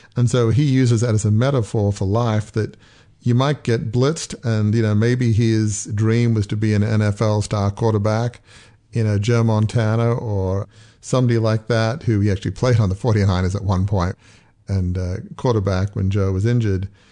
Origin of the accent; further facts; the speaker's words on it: Australia; moved away; I grew up in Australia